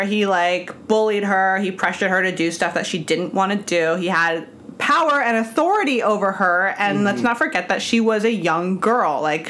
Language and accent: English; Angwin, California, United States; born or raised there; now in New York City, United States